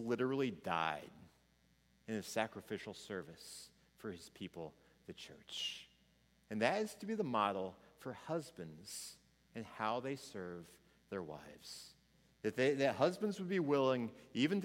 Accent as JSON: {"language": "English", "region": "Missouri", "country": "United States", "tie": "born or raised there", "said": "I was from Missouri"}